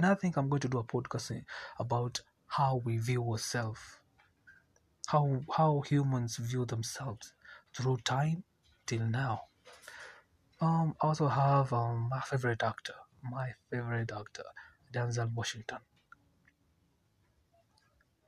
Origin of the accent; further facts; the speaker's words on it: Nairobi, Kenya; I'm from Kenya, Nairobi